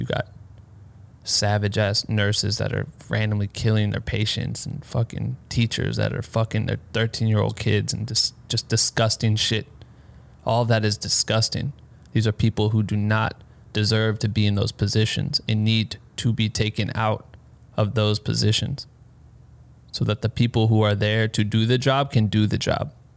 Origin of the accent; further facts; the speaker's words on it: Iowa, United States; I'm from Iowa